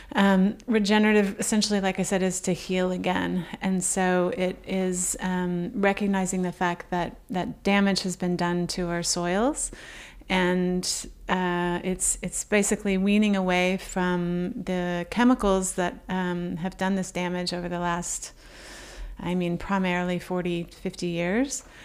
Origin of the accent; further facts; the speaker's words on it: Oklahoma, United States; moved away; a trait of being an, an Okie